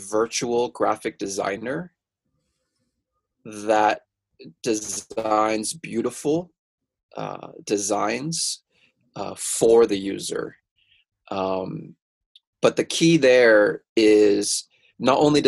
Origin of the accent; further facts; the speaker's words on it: Mountain View, California, United States; I'm originally from Mountain View, California. That's like an hour south of San Francisco